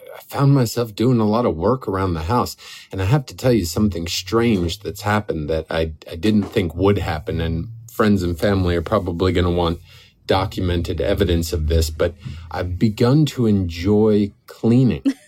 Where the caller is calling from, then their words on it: Catskill Mountains, New York, United States; I'm calling you from the Catskill Mountains